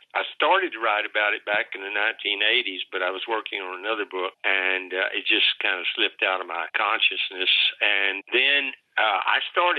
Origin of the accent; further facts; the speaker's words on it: Texas, United States; I'm a Texan